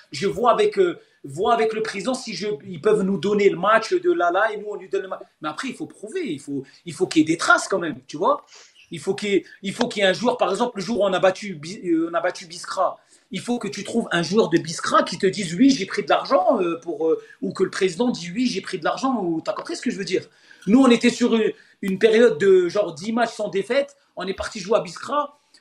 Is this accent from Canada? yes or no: no; Metz, Grand Est, France; moved away as an adult; also born or lived in Sétif, Algeria; now in Algeria; je suis de Metz